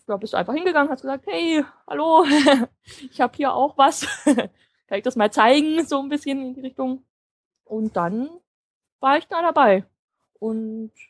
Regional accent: Potsdam, Brandenburg, Germany; ich komme ja aus Potsdam ne, und fahre dann immer rüber nach Berlin.

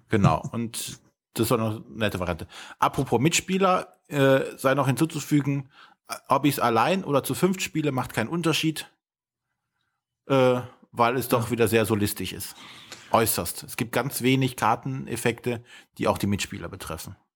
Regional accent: Germany; wir in Deutschland

